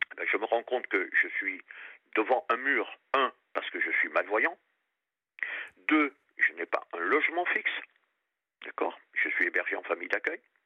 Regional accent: Réunion; also born or lived in Périgord; now in Paris region, France; je suis du Périgord et j'ai passé toute mon enfance à La Réunion

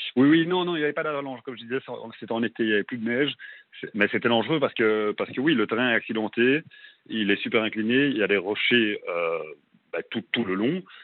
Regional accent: Brussels, Brussels-Capital Region, Belgium; moved away as an adult; now in Melbourne, Australia; je suis à Bruxelles, en Belgique. Je suis belge.

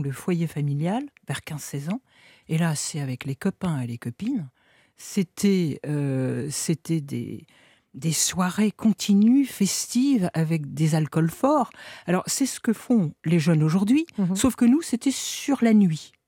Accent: northern France, France; Donc moi, à 13-14 ans, bah, je viens du nord de la France.

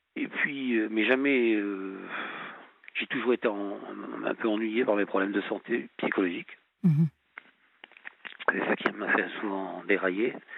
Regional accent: La Rochelle, Nouvelle-Aquitaine, France; moved away as an adult; also born or lived in Nancy / Strasbourg; now in Colmar, France; à l'origine, je suis originaire de, du sud-ouest de la France. Je suis né à La Rochelle

